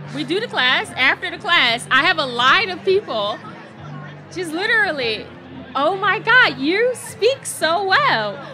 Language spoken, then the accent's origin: English; Philadelphia, Pennsylvania, United States; I'm from North Philadelphia